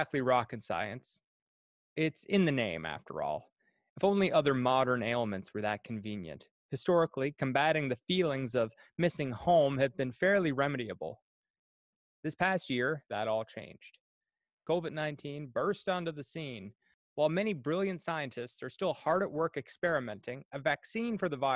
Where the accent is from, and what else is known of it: Cardigan, Prince Edward Island, Canada; moved away as an adult